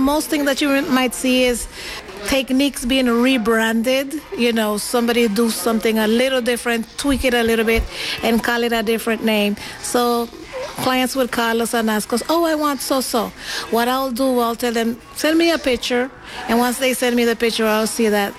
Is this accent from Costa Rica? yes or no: yes; Limón, Costa Rica; moved away as an adult; also born or lived in New York / California; now in Oakland, United States; I was born in Costa Rica, in the city by the name of Limon, Costa Rica. It's on the Atlantic coast of Costa Rica